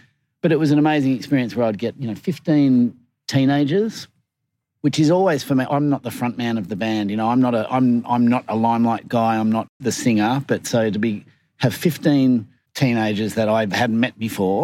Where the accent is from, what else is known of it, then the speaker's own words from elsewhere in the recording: Sydney, New South Wales, Australia; moved away as an adult; also born or lived in United Kingdom / New York; I was born in Sydney.